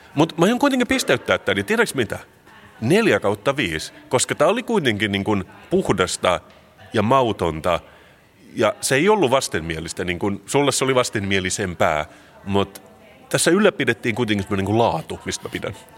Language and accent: Finnish; Finland; mä oon suomenruotsalainen, tämä on mun kulttuuri.